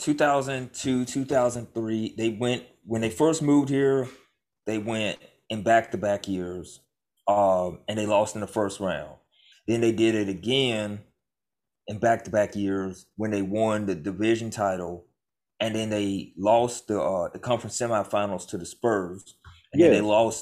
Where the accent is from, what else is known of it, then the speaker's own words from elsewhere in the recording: Memphis, Tennessee, United States; now in New Orleans, United States; I'm from Memphis